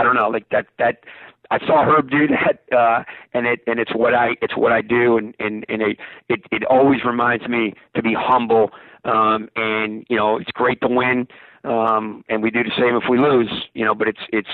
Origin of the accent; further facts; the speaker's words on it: United States; as an American